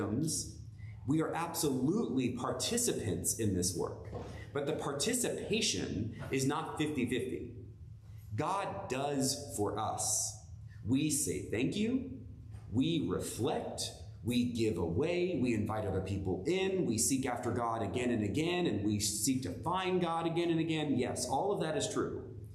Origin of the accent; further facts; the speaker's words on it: United States; We, as American Christians